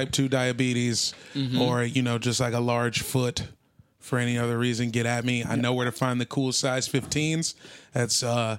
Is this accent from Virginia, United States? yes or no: yes; Northern Virginia, United States; also born or lived in Arlington, Virginia / Woodbridge, Virginia; I am from Northern Virginia as kind of a whole. spent time in Arlington and Woodbridge, Virginia.